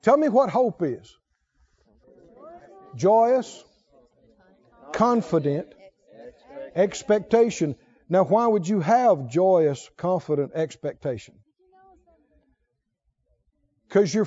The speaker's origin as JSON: {"language": "English", "region": "rural Mississippi", "country": "United States", "tie": "born or raised there", "said": "when I was a little boy, growing up in Mississippi, rural Mississippi"}